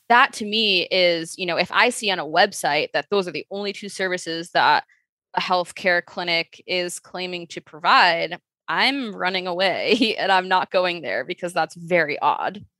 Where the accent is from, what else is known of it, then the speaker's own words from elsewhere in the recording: Chicago, Illinois, United States; I am from Chicago, born and raised